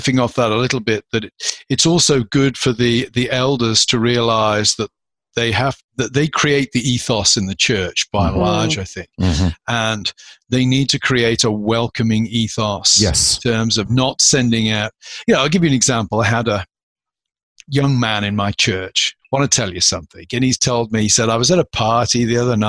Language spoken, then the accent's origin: English; United Kingdom; now in United States; I'm a British citizen